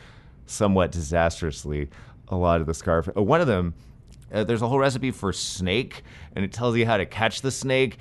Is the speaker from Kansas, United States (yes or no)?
no; San Francisco, California, United States; I grew up skating in San Francisco